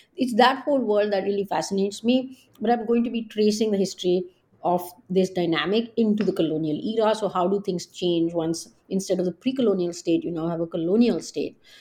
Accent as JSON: {"language": "English", "country": "India", "tie": "born or raised there", "moved": "yes", "said": "growing up in India"}